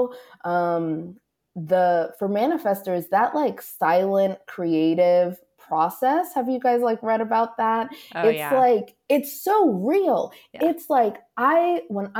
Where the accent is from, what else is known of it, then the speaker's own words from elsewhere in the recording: East Coast, United States; moved away as an adult; also born or lived in New York; now in Los Angeles, United States; I'm from the East Coast